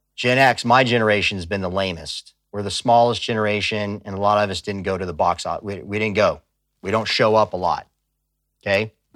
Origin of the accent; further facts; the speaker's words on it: Tucson, Arizona, United States; I grew up on the border. I grew up in Tucson, Arizona